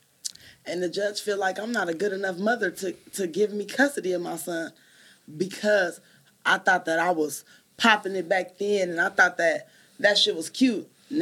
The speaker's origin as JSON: {"language": "English", "town": "Richmond", "region": "California", "country": "United States", "tie": "born or raised there", "said": "Where I grew up at. North Richmond."}